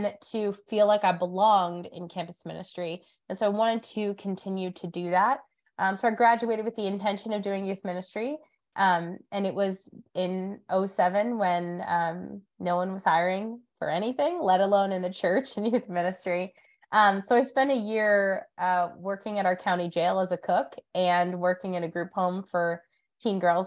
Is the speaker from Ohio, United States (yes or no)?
no; Diocese of Erie, Northwestern Pennsylvania, United States; moved away as an adult; also born or lived in North Carolina; now in Charlotte, United States; I grew up in the Diocese of Erie in Northwestern PA